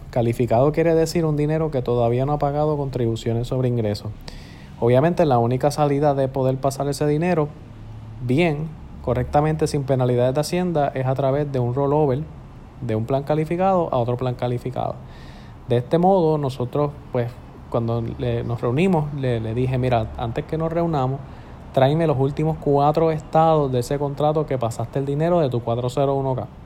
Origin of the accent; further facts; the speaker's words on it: Puerto Rico; Estamos en un momento eh, bien difícil en el cual tenemos que unirnos todos como puertorriqueños y como ciudadanos para echar nuestro país hacia adelante.